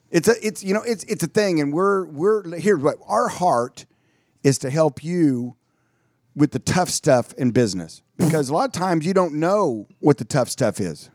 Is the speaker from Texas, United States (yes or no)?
yes; Dallas, Texas, United States; I was born in Dallas